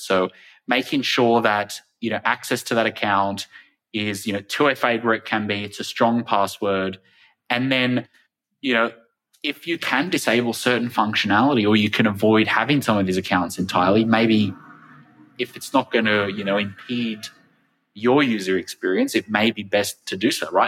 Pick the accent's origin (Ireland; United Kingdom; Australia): Australia; my home country of Australia